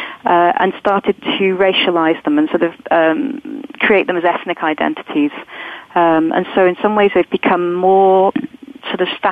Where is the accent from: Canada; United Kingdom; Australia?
United Kingdom; England; I might think of myself as English rather than Scottish, being British.